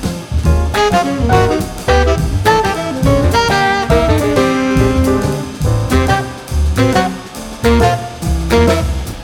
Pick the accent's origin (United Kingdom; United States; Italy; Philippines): United Kingdom; I'm British.